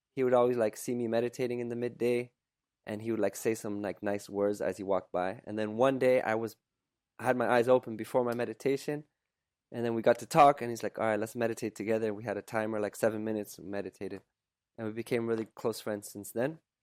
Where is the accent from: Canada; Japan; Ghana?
Canada; also born or lived in Poland / Germany / Quebec; by the time I was two, we moved, we emigrated to Canada